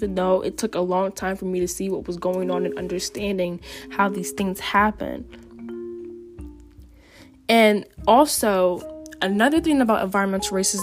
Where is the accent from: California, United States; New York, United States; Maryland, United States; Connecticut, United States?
Connecticut, United States; New Haven; Growing up in New Haven